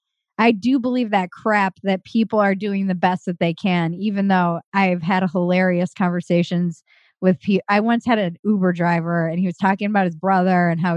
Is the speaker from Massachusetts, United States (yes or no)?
no; New York City, New York, United States; born there; also born or lived in Connecticut / Minnesota; I was born in New York City and then moved every year and a half. We were in Connecticut. We were in Minnesota. We were kind of all over the United States. But my family's from Rhode Island.